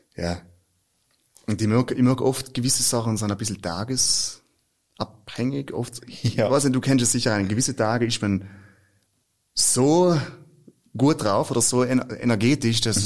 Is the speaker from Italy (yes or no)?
yes; South Tyrol, Trentino-Alto Adige, Italy; also born or lived in Germany; bei uns in Südtirol